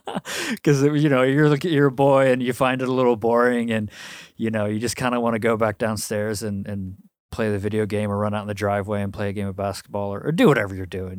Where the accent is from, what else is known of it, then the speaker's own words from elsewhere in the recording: Milwaukee, Wisconsin, United States; born there; So, I was born, August 13th, 1987, in Milwaukee, Wisconsin.